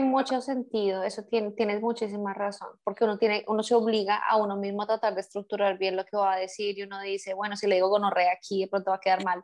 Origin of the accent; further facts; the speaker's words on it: Colombia; now in Germany; vivimos en un país que no es el nuestro y eh, somos colombianas